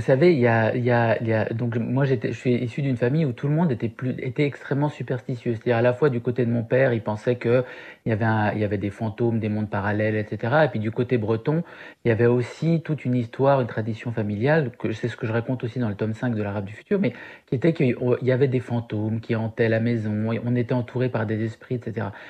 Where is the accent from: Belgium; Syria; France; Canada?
Syria; moved away; mon enfance en Syrie